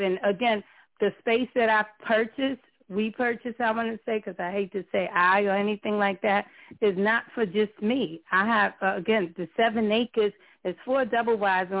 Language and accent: English; New York, United States; I was born and raised in New York